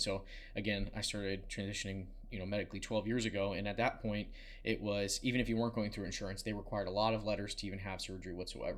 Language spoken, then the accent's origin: English; Southern Maryland, United States; I grew up in Southern Maryland